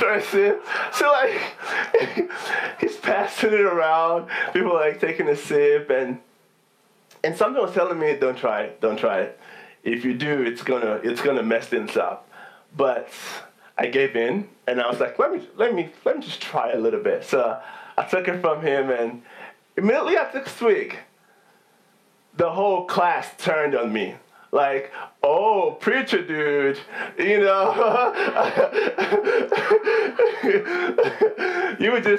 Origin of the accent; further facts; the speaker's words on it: Nigeria; now in United States; growing up in Nigeria was pretty fun